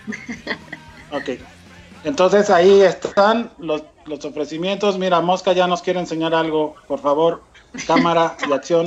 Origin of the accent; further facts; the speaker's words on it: Mexico; un poco como mexicano